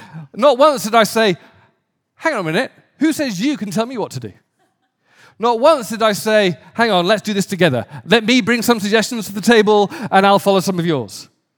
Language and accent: English; England, United Kingdom; I remember growing up in England in a fairly poor area, and I would play soccer